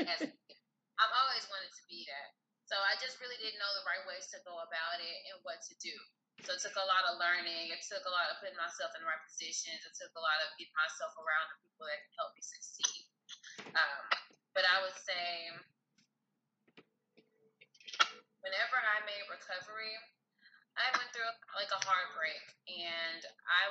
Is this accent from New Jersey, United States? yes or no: no; Houston, Texas, United States; moved away as an adult; now in Dallas, United States; I am from Houston, Texas originally. Been living out here in Dallas for the last 5 years.